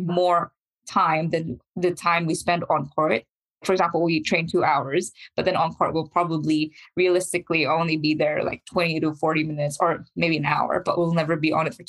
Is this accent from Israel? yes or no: no; New Zealand; we're from New Zealand